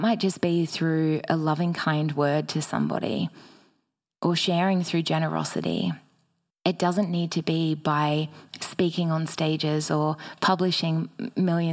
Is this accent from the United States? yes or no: no; Batemans Bay, New South Wales, Australia; I eventually made my way back to my hometown of Batemans Bay